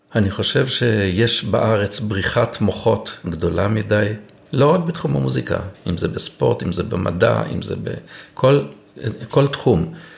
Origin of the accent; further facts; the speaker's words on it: Eilon, Northern District, Israel; נולדתי בקיבוץ אילון, גדלתי כל חיי על מוזיקה